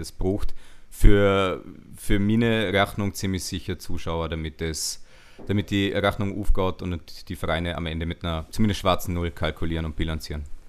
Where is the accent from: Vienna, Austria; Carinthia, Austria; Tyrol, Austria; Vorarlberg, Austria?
Vorarlberg, Austria; accent: Vorarlberger Dialekt; mit meinem Vorarlberger Dialekt